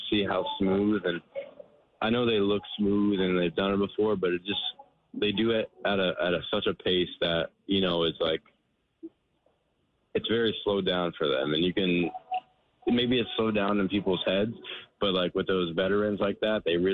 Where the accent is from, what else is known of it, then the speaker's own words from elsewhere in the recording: Florida, United States; I'm from Florida